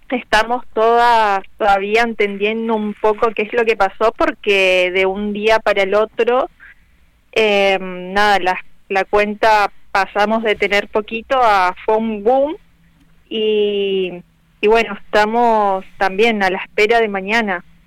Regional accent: Argentina; somos argentinos

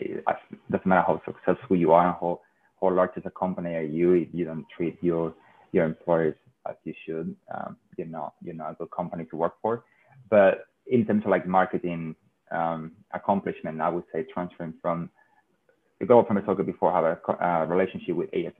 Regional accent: southern Spain, Spain; I come from South Spain, which even though it's 2 hours away from Africa, is super white and not diverse at all.

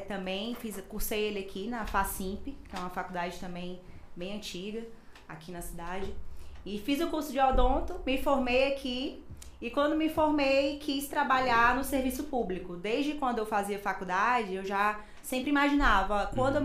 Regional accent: Imperatriz, Maranhão, Brazil; vim trabalhar aqui em Imperatriz

